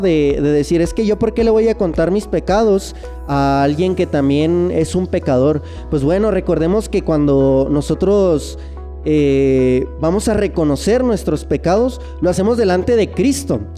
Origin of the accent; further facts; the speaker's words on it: Chihuahua, Mexico; accent: norteño; soy de Ciudad meoki Chihuahua